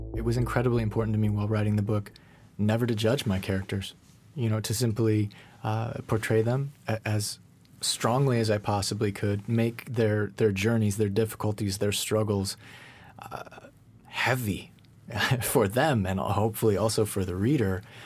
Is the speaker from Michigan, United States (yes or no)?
no; Colorado, United States; now in Los Angeles, United States; I'm from Colorado originally. I'm not from L A.